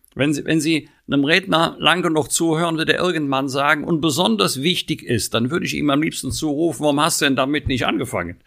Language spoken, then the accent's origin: German; North Rhine-Westphalia, Germany; born or raised there